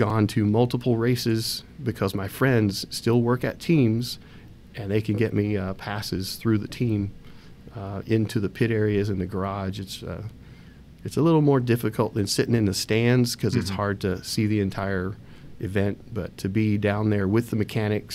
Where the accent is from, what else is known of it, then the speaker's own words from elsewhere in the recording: West Virginia, United States; moved away; We grew up in West Virginia. That's where our family's from.